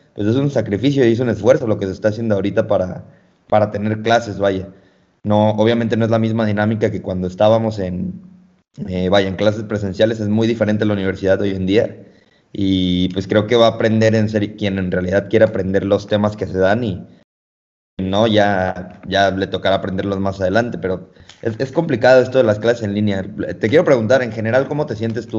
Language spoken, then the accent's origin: Spanish; Mexico; Nosotros como mexicanos